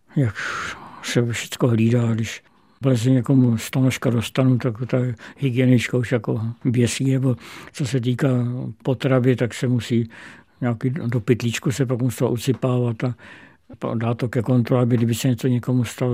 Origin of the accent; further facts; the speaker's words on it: Czechia; přestože jsem Čech, tak jsem měsíce života strávil na Slovensku